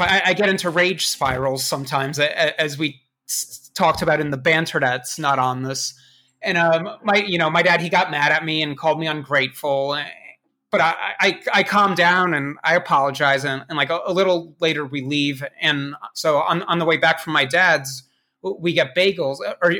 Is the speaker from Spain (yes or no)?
no; Russia; born there; I was born in Russia, I speak Russian, and I pirate software.